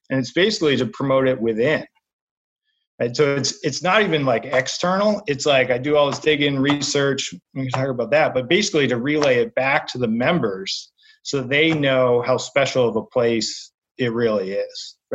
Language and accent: English; New England, United States; also born or lived in Boston; I grew up in New England. You know, I played George Wright, um, Sandy Burr, like all this stuff.